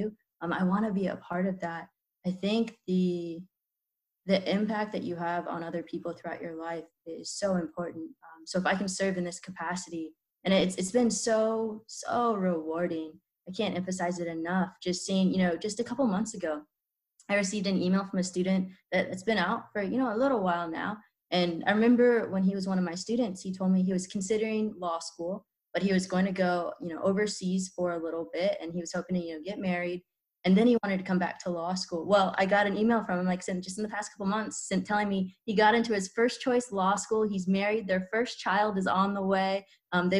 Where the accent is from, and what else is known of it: Kansas, United States; born or raised there